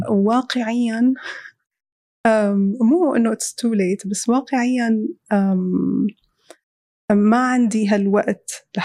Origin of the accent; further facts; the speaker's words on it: Syria; moved away; طالعين من سوريا فالأولويات اختلفت